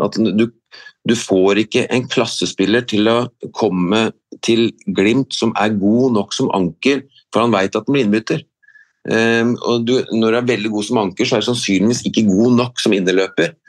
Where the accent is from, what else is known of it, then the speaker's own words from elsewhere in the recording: Vikersund, Buskerud, Norway; Jeg er fra Vikersund, og da var det faktisk Mjøndalen vi dro til for å se toppfotball. Jeg var guttunge på 80-tallet